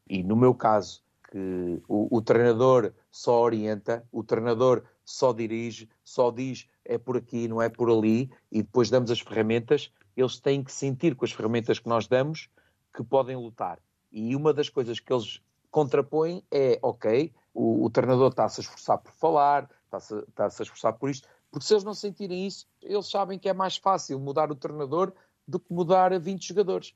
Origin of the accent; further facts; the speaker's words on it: Portugal; moved away as an adult; also born or lived in Bahrain / Indonesia; now in Makassar, Indonesia; o facto de ter saído, na altura que eu saí, de Portugal, para o Bahrein